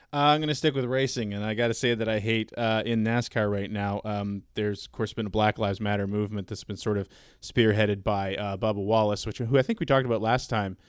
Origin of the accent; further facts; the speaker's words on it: Canada; I'm not from the Southeast. I'm from Canada